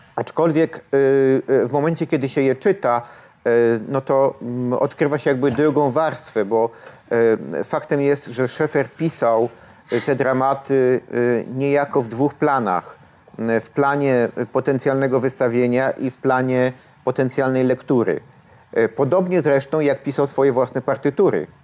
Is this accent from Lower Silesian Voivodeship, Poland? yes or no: no; Kraków, Lesser Poland, Poland; ja właściwie urodziłem się w Krakowie. Przy, przyjechałem do Nowej Huty jako no, ośmiolatek. E, spędziłem tu wszystkie lata szkolne